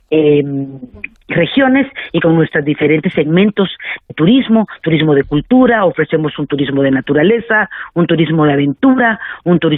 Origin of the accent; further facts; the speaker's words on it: Guatemala; Nosotros, la verdad, y nosotros como guatemaltecos también nos portamos a la altura para recibirlos.